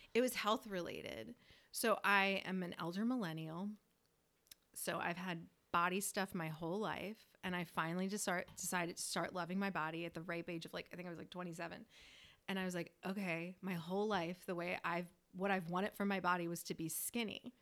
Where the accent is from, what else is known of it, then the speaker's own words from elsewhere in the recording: Northeast, United States; moved away; we're from the Northeast